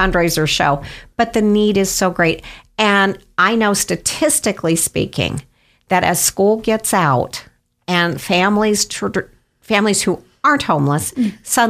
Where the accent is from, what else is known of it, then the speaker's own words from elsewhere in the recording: Canyon County, Idaho, United States; We're both from Canyon County